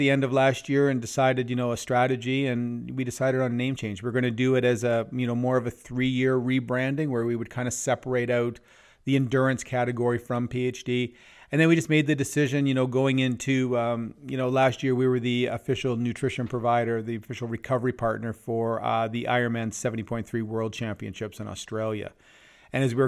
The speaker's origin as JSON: {"language": "English", "region": "Southern Ontario", "country": "Canada", "tie": "born or raised there", "moved": "as an adult", "lives_now": "Lower Mainland, Canada", "said": "I grew up in Southern Ontario"}